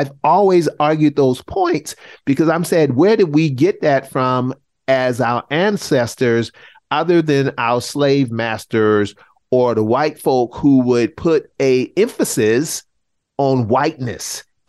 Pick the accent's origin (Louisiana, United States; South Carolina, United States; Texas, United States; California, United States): South Carolina, United States; Charleston; growing up in the South and South Carolina, where many of my ancestors were enslaved